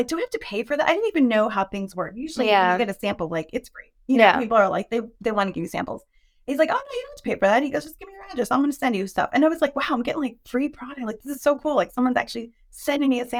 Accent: New York, United States; moved away; I'm from New York originally. So I was born in New York

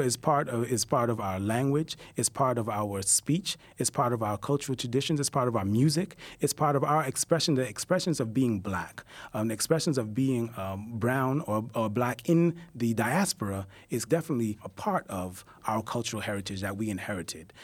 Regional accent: New York City, New York, United States; born here in Brooklyn, I'm, I'm a hip-hop head. You know, I, I, I, I grew up right here in Bed Stuy.

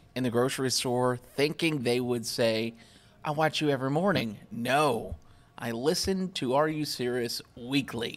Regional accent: Kentucky, United States; moved away; I grew up chasing in Kentucky

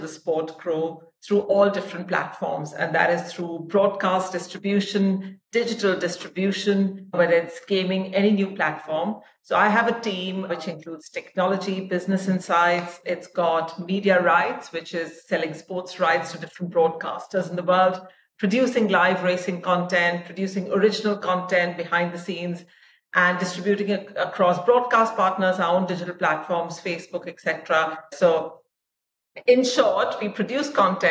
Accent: India; moved away as an adult; also born or lived in Dubai; I am Indian. My family is Indian. I have not been living in India for 20 years now because I work for the ICC, which is headquartered in Dubai, and before that, for 10 sports. But I grew up in India. My dad was in the army

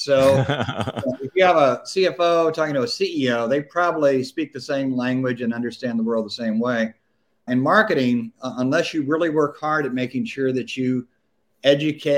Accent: Louisiana, United States; moved away; I'm originally from Louisiana

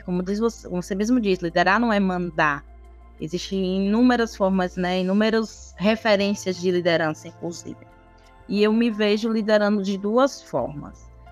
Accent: Ribeira do Pombal, Bahia, Brazil; eu sou aqui de Ribeira do Pombal, é o interior da Bahia

